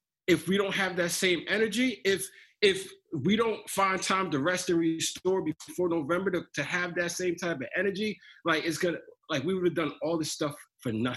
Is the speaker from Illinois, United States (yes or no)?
no; New Jersey, United States; I'm from Jersey.